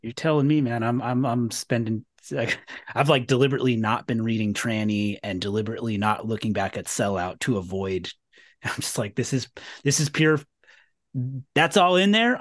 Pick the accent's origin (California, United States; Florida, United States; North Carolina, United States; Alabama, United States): California, United States; moved away; I'm originally from California